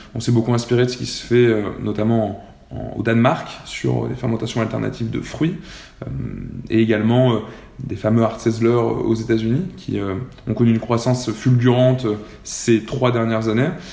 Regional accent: Clermont-Ferrand, Auvergne-Rhône-Alpes, France; moved away as an adult; also born or lived in Lyon / Nantes; je viens de Clermont-Ferrand, j'ai fait ma prépa à Lyon

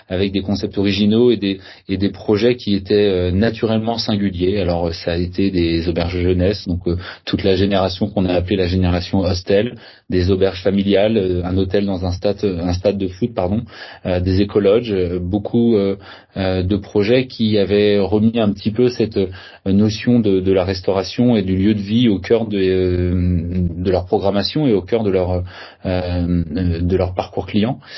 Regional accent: Saint-Malo, Brittany, France; Je suis euh, euh pas nantais, je suis originaire de la région de Saint-Malo

